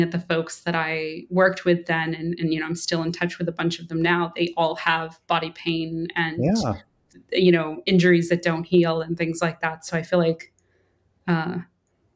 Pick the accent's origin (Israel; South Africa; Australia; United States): United States; a little island off the coast of Maine; moved away as an adult; I came from a little island off the coast of Maine. We didn't get cable TV even until I think I was a teenager